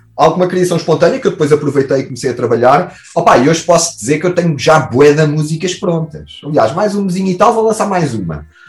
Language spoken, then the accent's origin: Portuguese; Portugal; nós, como bom Tuga